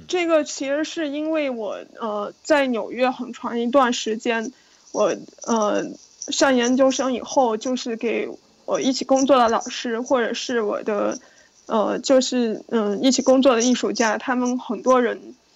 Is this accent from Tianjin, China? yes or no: no; Yunnan, China; moved away as an adult; also born or lived in New York, United States; now in Beijing, China; 因为我从小在云南长大